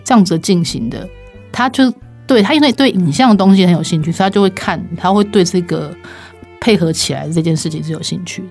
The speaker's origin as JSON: {"language": "Chinese", "country": "Taiwan", "tie": "born or raised there", "said": "我们自己在台湾生长长大"}